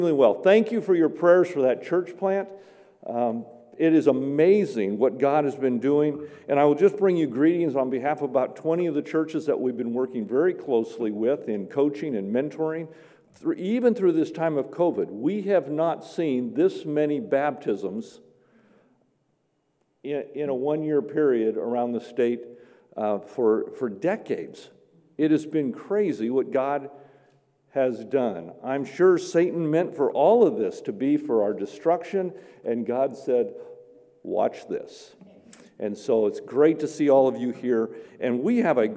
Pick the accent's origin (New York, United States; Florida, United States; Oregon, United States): Oregon, United States; Medford; also born or lived in Grants Pass, Oregon / Myrtle Creek, Oregon; I grew up in Medford